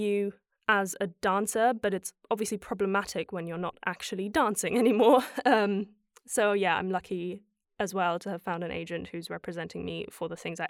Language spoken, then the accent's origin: English; Germany; And growing up in Germany, where the performing arts aren't supported as much as they are here